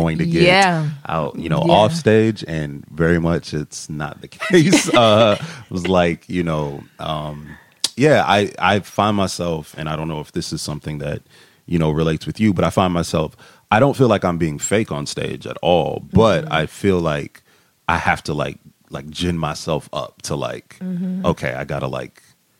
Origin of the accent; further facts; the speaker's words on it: Massillon, Ohio, United States; moved away; Where I'm from a very small town called Massillon, Ohio, which is Canton, Akron area